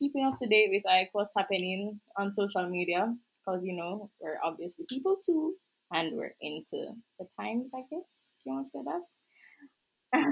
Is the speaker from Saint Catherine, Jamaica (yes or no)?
yes; Saint Catherine, Jamaica; Jamaica. Don't remember which parish